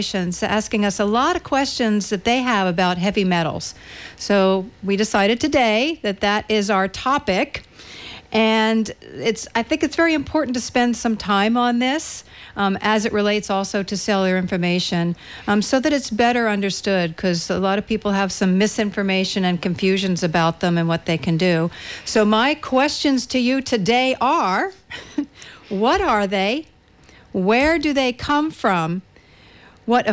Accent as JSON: {"language": "English", "region": "East Coast", "country": "United States", "tie": "born or raised there", "moved": "yes", "said": "being born and raised on the East Coast."}